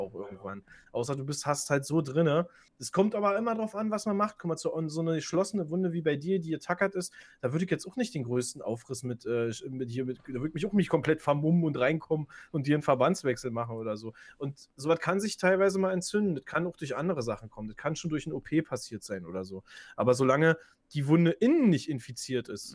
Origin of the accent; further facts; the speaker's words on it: Germany; bei uns in Deutschland